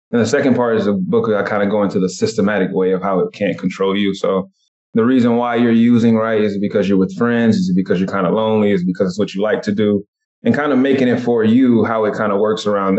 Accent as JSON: {"language": "English", "town": "Cartersville", "region": "Georgia", "country": "United States", "also_born_or_lived": "Atlanta, Georgia", "moved": "as an adult", "lives_now": "Seattle, United States", "said": "I'm originally from Atlanta, Georgia, Cartersville, Georgia, to be exact. I just went to college in Atlanta, moved out to Seattle from there."}